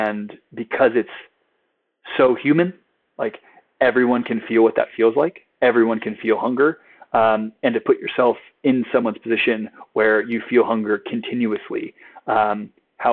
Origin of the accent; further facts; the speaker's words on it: San Diego, California, United States; I grew up in San Diego